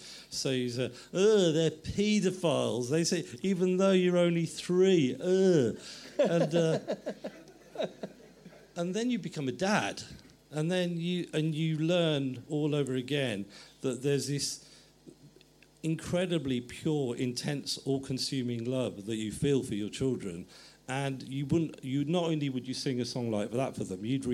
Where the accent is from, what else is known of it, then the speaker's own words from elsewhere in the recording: England, United Kingdom; I was starting to see myself as English